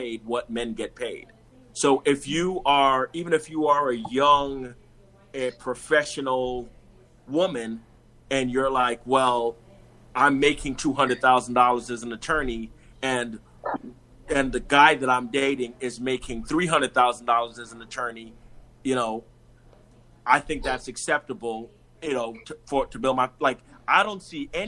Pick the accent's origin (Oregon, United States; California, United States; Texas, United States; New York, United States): New York, United States; New York City; I'm from Brooklyn, New York. And before that, my entire family is Jamaican.